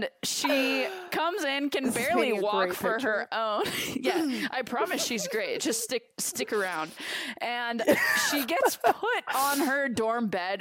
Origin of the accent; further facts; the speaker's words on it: Denver, Colorado, United States; moved away; I'm from Denver, the literal center